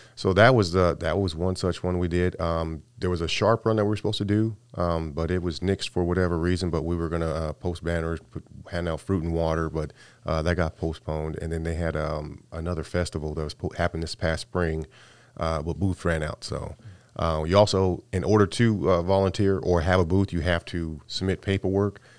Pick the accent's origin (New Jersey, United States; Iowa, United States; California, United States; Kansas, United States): California, United States; moved away; I came from, I'm from California